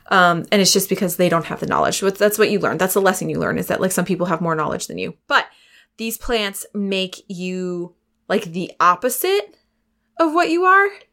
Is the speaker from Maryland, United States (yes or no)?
no; Pennsylvania, United States; I'm from Pennsylvania